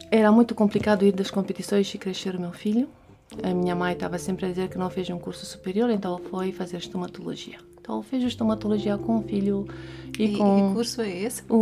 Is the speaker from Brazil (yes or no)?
no; Romania; Portuguese is a second language; now in Portugal; Então, sim, nasci na Romênia, uh, estudei lá, foi uma das melhores alunas de matemática física